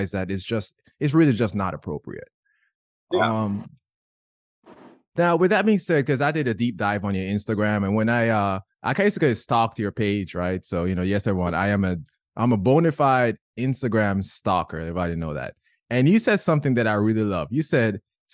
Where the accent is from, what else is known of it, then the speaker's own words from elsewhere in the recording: Jamaica; I grew up in Jamaica